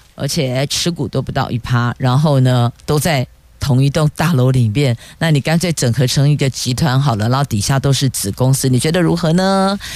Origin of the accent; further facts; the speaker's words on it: Taiwan; 我们台湾人都很聪明